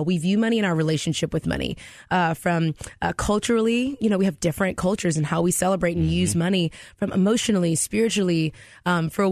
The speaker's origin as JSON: {"language": "English", "region": "Texas", "country": "United States", "also_born_or_lived": "Houston, Texas", "moved": "yes", "lives_now": "Decatur, United States", "said": "I'm from Texas"}